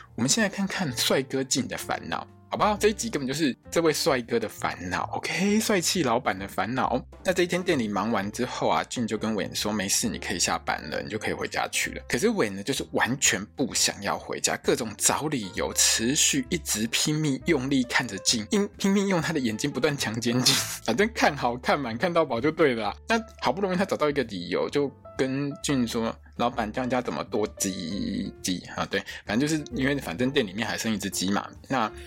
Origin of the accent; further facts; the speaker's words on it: Taiwan; 我们台湾人